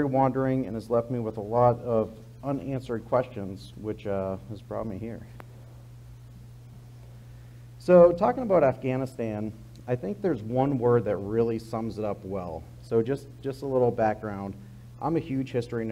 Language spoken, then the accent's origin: English; Massachusetts, United States; moved away as an adult; I grew up in Massachusetts, went to the Naval Academy, joined the Navy